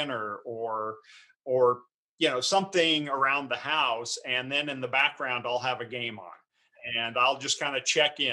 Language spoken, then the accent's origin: English; Texas, United States; moved away; also born or lived in Los Angeles; I grew up in Texas.